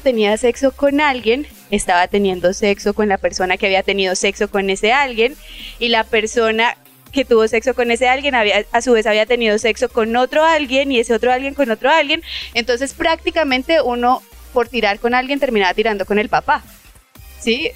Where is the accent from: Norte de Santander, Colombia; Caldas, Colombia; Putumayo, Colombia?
Norte de Santander, Colombia; Cúcuta; also born or lived in Cartagena; yo soy de Cúcuta